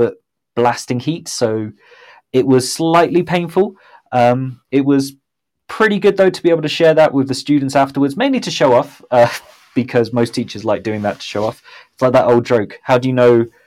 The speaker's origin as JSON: {"language": "English", "town": "Southampton", "region": "South East England", "country": "United Kingdom", "tie": "born or raised there", "moved": "yes", "lives_now": "Mexico City, Mexico", "said": "my hometown of Southampton"}